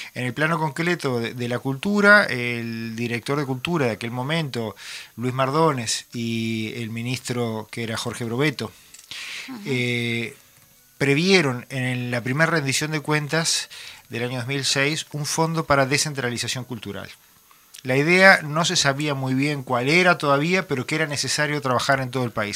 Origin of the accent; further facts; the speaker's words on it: Montevideo, Uruguay; yo nací en Montevideo, me crié en Montevideo